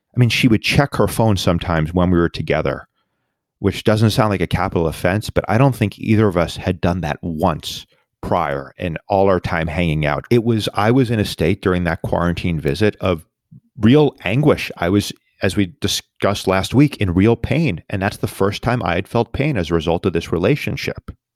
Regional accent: New York, United States; my hometown, New York

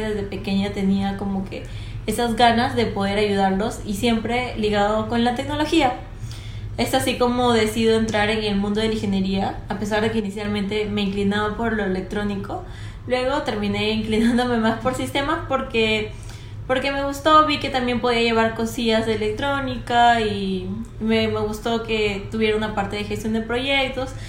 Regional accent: Piura, Peru; Yo vengo de Piura entonces veía muchos agricultores

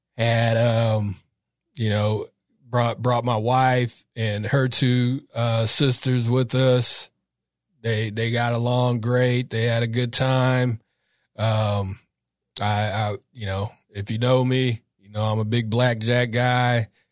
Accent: Sacramento, California, United States; I'm from Sac, North, North Sacramento. Um, grew up in a, a really Catholic back around, went to Catholic school from K to eight

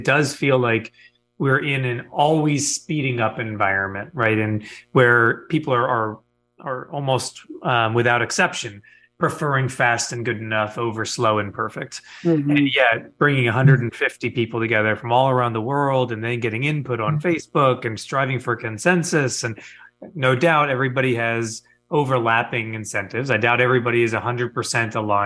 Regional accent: Midwest, United States; also born or lived in Texas; I'm a Midwesterner who went to school in Texas

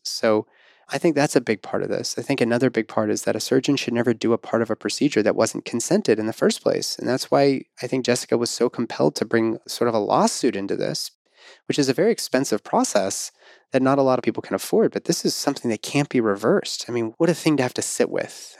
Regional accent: Pittsburgh, Pennsylvania, United States; my hometown of Pittsburgh

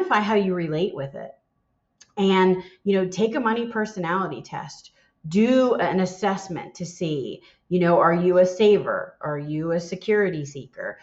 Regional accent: Philadelphia, Pennsylvania, United States; moved away; also born or lived in the South (US); I'm born and raised in Philadelphia.

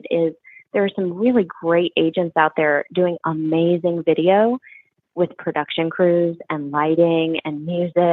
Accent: Quincy, Illinois, United States; now in Knoxville, United States; I grew up in Quincy, Illinois.

